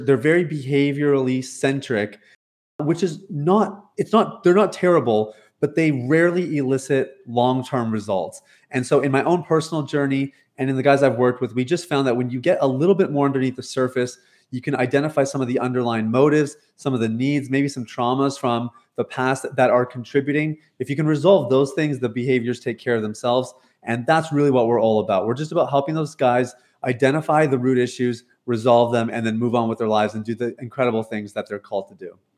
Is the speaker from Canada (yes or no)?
yes; Canada; moved away as an adult; also born or lived in Toronto, Ontario; now in Jamaica; I'm born and raised in Canada, uh, based out of Toronto, Ontario